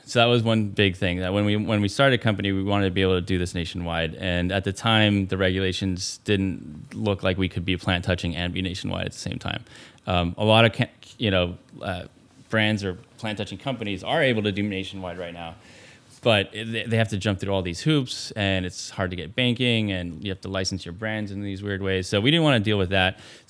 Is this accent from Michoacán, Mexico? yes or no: no; Mexico City, Mexico; So I grew up in Mexico.